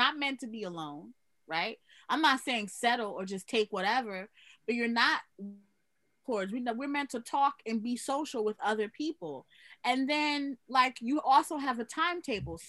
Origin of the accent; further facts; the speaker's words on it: New York City, New York, United States; I'm from Queens